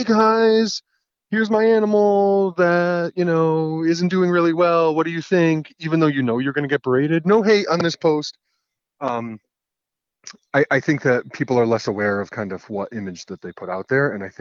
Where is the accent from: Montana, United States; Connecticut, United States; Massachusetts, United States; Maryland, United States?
Connecticut, United States; my home state of Connecticut